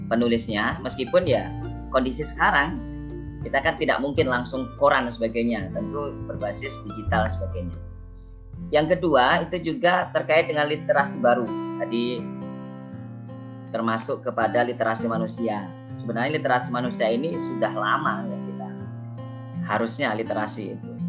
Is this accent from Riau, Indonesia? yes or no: yes; Riau, Indonesia; born there; Jauh tadi sampaikan ayah Ponorogo Jawa Timur, ibu Tulung Agung Jawa Timur. Jadi dari Timur Timur. Jadi jauh. ya meskipun lahir di Riau.